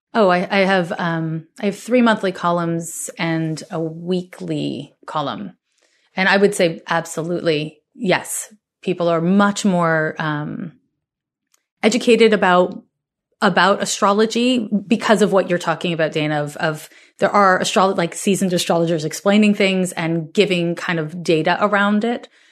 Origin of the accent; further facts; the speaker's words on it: Montreal, Quebec, Canada; now in California, United States; I'm from Montreal, Quebec, Canada